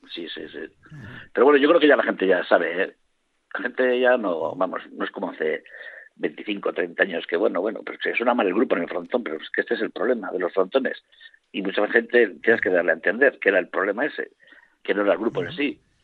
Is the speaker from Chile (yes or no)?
no; Vitoria-Gasteiz, Basque Country, Spain; soy del barrio de Avechuco.